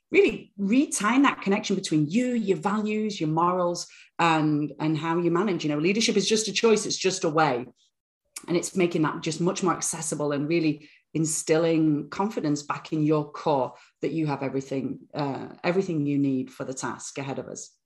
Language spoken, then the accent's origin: English; Bradford, Yorkshire and the Humber, United Kingdom; moved away; born in born in the northern town of Bradford, gritty northern town